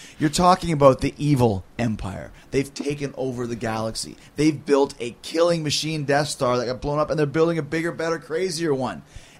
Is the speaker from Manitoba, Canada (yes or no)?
yes; Winnipeg, Manitoba, Canada; I grew up in Winnipeg.